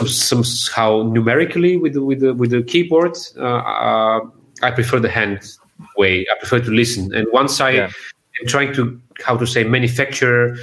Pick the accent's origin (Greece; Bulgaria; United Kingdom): Bulgaria; Sofia; born or raised there